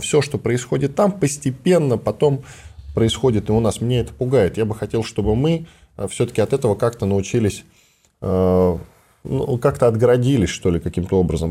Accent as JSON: {"language": "Russian", "region": "Volgograd Oblast", "country": "Russia", "said": "я из Волгоградской области"}